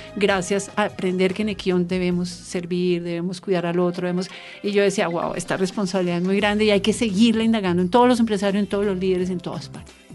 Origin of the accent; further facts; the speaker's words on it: Bogotá, Bogotá Capital District, Colombia; yo soy bogotana y hablo diferente